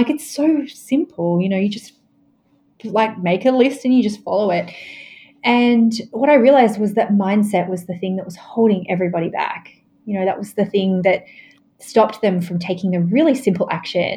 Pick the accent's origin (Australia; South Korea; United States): Australia; I grew up in Australia